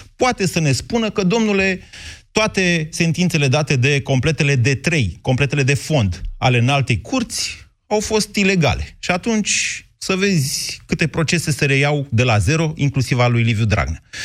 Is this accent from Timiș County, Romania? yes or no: no; Drobeta-Turnu Severin, Mehedinți County, Romania; eu am crescut în Severin